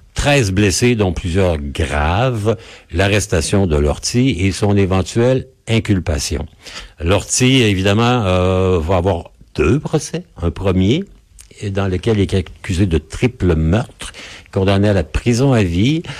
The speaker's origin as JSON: {"language": "French", "town": "Quebec City", "region": "Quebec", "country": "Canada", "said": "chez nous à Québec, au Québec, au Canada"}